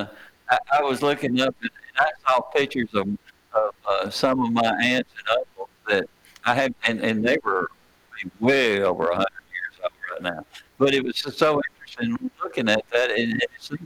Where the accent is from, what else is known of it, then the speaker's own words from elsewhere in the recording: Rutherford County, Tennessee, United States; We got deep roots right here in Rutherford County.